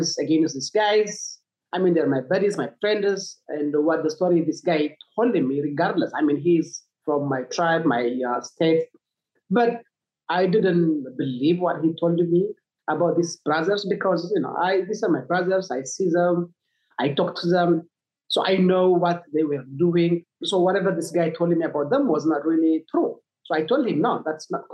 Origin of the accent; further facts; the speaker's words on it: Tigray, Ethiopia; so I come from Tigray.